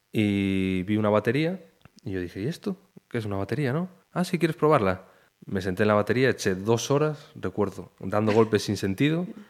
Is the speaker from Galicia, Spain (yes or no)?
yes; Pontevedra, Galicia, Spain; moved away as an adult; also born or lived in Badajoz; yo me crié en Barcelos